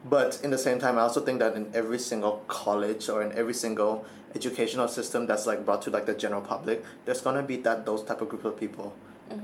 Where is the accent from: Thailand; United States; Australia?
Thailand; my entire life I've been born and raised in Thailand.